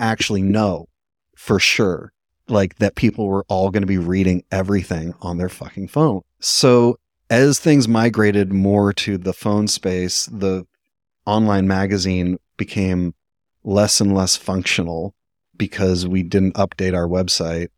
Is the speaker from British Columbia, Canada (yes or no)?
yes; Vancouver, British Columbia, Canada; I'm from Vancouver